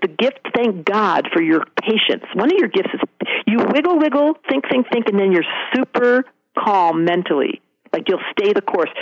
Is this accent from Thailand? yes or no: no; Detroit, Michigan, United States; now in Seattle area, United States; I'm from Detroit